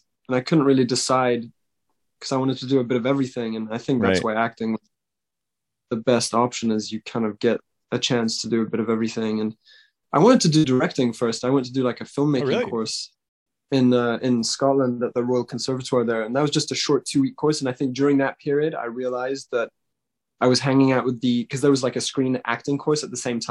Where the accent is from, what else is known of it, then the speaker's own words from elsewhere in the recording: Switzerland; I grew up in Switzerland.